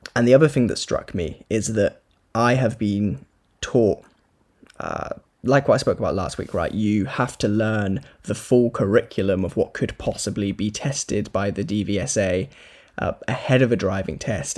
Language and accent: English; Corby, East Midlands, United Kingdom; also born or lived in Wales; I'm from Corby, but work in Wales.